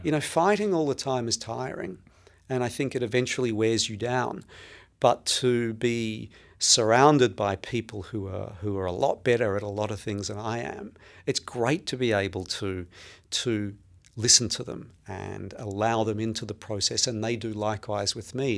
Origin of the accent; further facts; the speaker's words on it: Melbourne, Victoria, Australia; now in New York City, United States; I was born and raised in, uh, Melbourne, in Australia